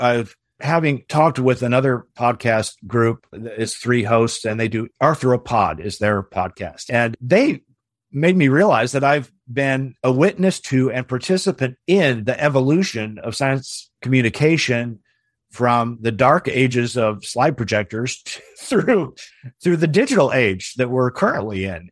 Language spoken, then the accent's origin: English; Portland, Oregon, United States; I grew up in Portland, Oregon, and I was an only child